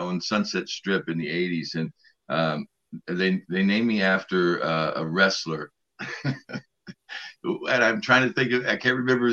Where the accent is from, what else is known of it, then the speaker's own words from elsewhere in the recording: West Virginia, United States; I live in West Virginia, my home state